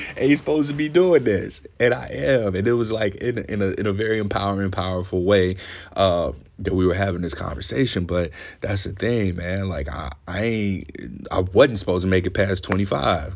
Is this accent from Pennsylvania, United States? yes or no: no; Ferguson, Missouri, United States; I grew up in Saint Louis, Missouri, Ferguson specifically